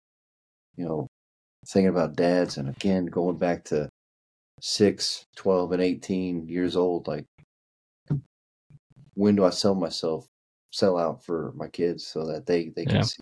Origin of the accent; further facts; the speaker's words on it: Kentucky, United States; accent: Kentucky; my Kentucky accent